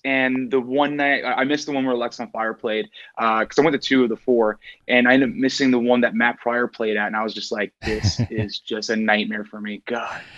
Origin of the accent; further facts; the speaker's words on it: Newfoundland and Labrador, Canada; I'm originally from Newfoundland